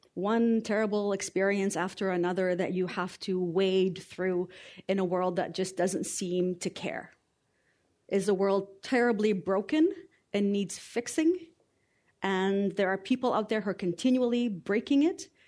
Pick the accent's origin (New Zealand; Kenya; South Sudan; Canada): Canada; also born or lived in Lebanon; I was raised here in Canada.